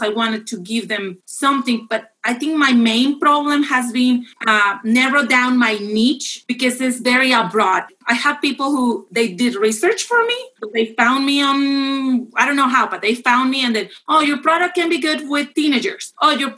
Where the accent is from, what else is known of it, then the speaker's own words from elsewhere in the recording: Mexico; moved away as an adult; now in United States; I'm from Mexico